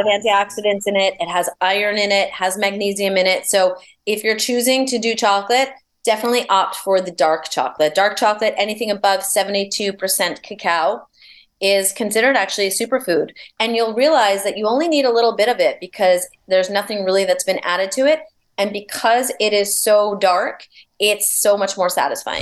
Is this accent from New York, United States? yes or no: yes; New York, United States; I'm a New Yorker